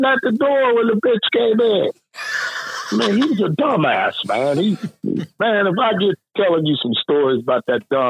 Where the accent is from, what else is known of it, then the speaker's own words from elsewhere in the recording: Atlanta, Georgia, United States; I'm from Atlanta